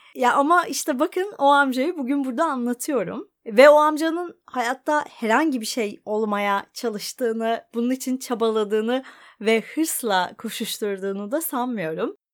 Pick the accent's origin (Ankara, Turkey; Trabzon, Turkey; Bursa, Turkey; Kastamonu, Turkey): Ankara, Turkey; moved away as an adult; now in Bodrum, Turkey; ben Ankaralıyım.